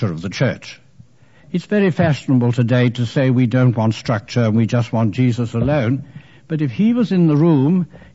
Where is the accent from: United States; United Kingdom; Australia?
United Kingdom; England; I am an English Jesuit